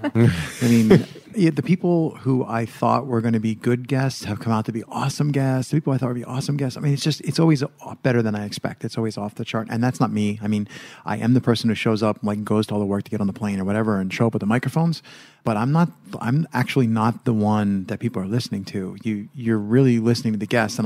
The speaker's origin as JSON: {"language": "English", "country": "United States", "said": "now I'm from America."}